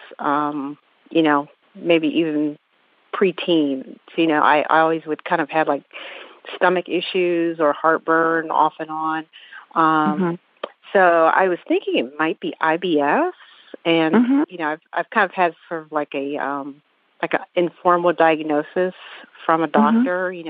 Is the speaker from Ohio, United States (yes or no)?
yes; Ohio, United States; now in Atlanta, United States; I'm also a Buckeye originally